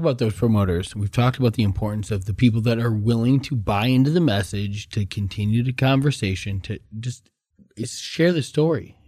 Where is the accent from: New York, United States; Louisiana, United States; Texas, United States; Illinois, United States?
Illinois, United States; Chicago; now in Arizona, United States; I'm living in Arizona, born and raised in Chicago, but I know my roots